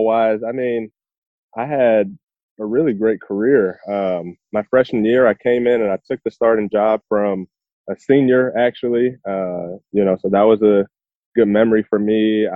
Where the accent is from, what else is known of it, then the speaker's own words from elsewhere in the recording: Chicago, Illinois, United States; I was born and raised in Chicago.